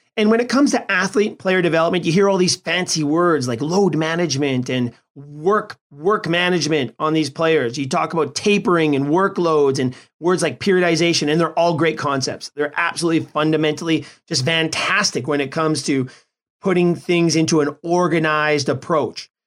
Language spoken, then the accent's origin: English; Edmonton, Alberta, Canada; In my hometown of Edmonton is a real hockey hotspot.